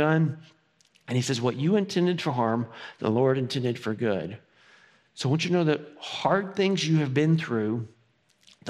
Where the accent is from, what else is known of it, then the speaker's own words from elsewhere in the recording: Farragut, Tennessee, United States; I grew up in Farragut